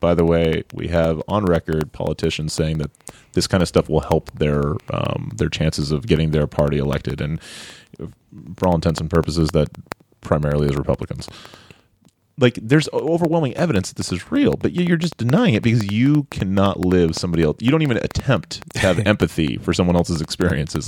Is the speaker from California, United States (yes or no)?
yes; Orange County, California, United States; I'm from Orange County, California